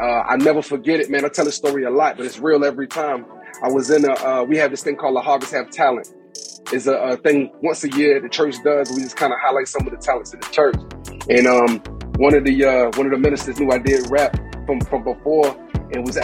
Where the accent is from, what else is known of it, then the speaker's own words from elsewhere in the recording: Savannah, Georgia, United States; moved away as an adult; now in Atlanta, United States; I was a cat that grew up in church. I grew up in the historical Baptist church. I'm from Savannah, Georgia.